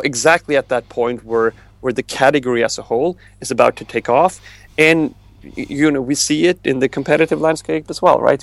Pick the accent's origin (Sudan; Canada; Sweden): Sweden; moved away as an adult; now in United States; growing growing up in Sweden, I, I grew up very much to to, to the left of, of most people